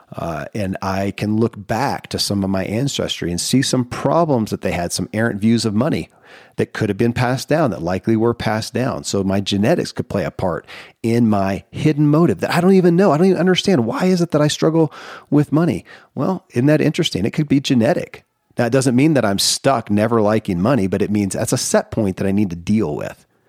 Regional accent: Kentucky, United States; born or raised there

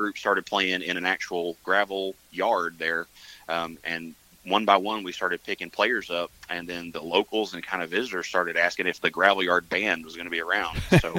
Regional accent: Mountain View, United States; I play upright bass, and I'm from Mountain View.

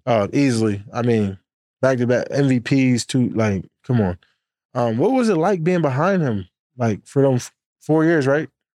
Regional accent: Harrisburg, Pennsylvania, United States; I'm from Harrisburg.

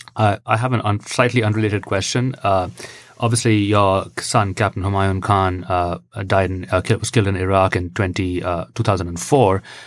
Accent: India; now in United States; I'm from India originally

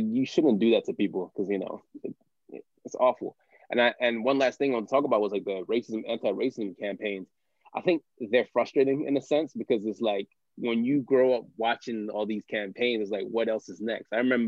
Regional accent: United States; especially being American

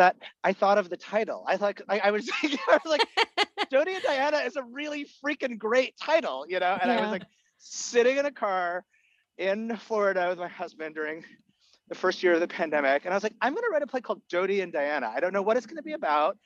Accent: Canada; first language Egyptian Arabic; English is a second language; I was born and raised in Canada

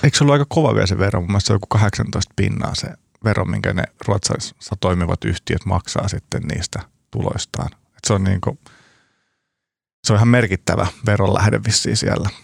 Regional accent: Turku, Southwest Finland, Finland; now in Helsinki, Finland; Mä oon kotoisin Turusta

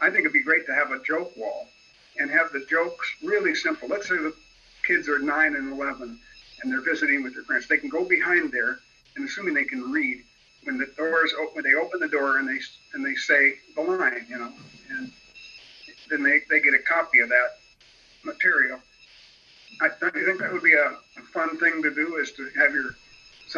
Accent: Los Angeles, California, United States; I came from the San Fernando Valley. My dad worked at Lockheed

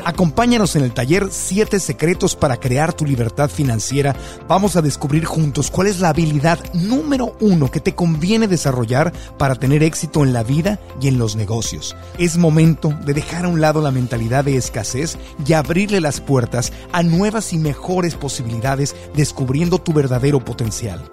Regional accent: Mexico; yo como mexicano

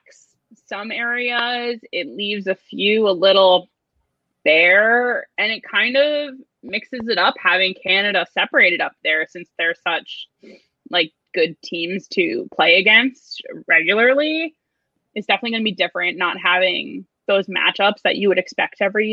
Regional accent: New Jersey, United States; also born or lived in California / New York; I was born and raised in Jersey

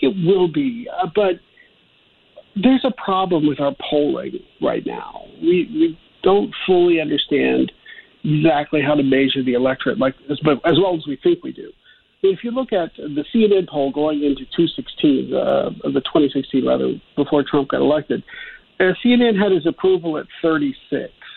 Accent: Ohio, United States; I'm from Ohio and, you know, we were called the Rust Belt

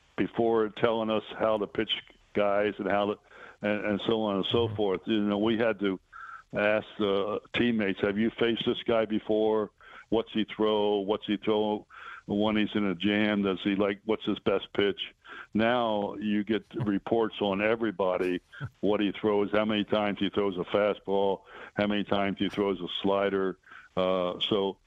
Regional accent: Baltimore, Maryland, United States; moved away; also born or lived in Detroit; Baltimore, my hometown

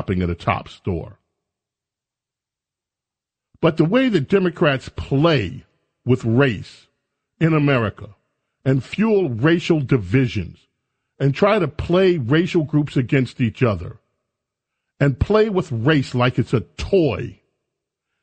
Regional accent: Buffalo, New York, United States; moved away; I was born in Buffalo, New York.

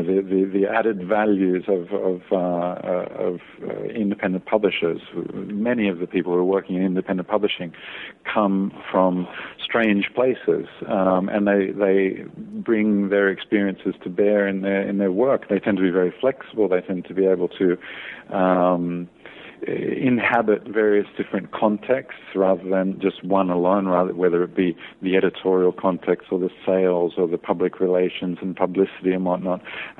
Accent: Australia; born there; moved away as an adult; also born or lived in California / Scotland / France; Well, I was born in Australia and left when I was 21 for the great big world outside of Australia, and ended up in California for a few years.

